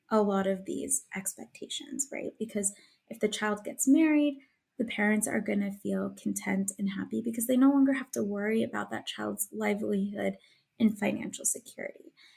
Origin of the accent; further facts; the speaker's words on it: Illinois, United States; moved away as an adult; also born or lived in Pennsylvania; I was originally from Illinois